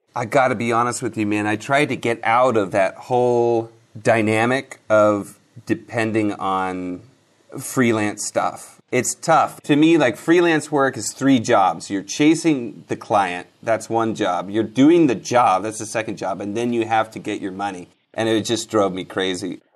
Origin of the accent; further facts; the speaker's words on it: Seattle, Washington, United States; now in Los Angeles, United States; I was born in Seattle.